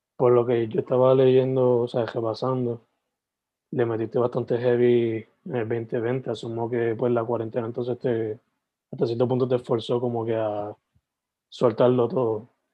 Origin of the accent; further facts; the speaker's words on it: Sabana Grande, Puerto Rico; also born or lived in San Germán; nací en San Germán, pero criado for the most part en Sabana Grande